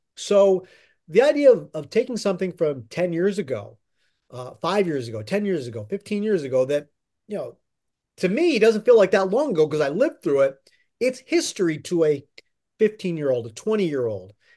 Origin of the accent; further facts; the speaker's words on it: Pennsylvania, United States; moved away as an adult; now in New York, United States; I grew up in Pennsylvania and grew up a Phillies fan